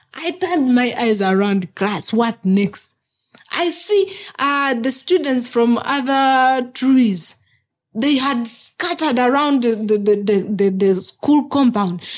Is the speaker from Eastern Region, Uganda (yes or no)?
yes; Kibuku District, Eastern Region, Uganda; I was born in Kibuku District, in the eastern part of Uganda